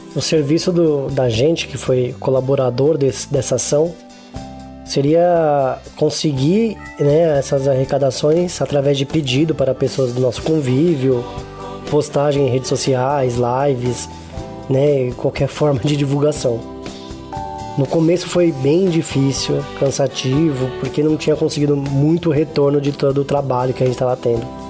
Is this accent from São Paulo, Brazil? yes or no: yes; Guarulhos, São Paulo, Brazil; eu sou de Guarulhos, São Paulo